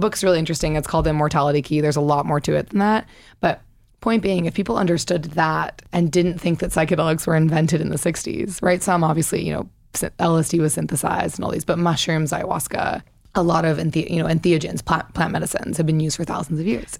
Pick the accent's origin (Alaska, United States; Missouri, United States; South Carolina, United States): Missouri, United States; moved away as an adult; I'm from Missouri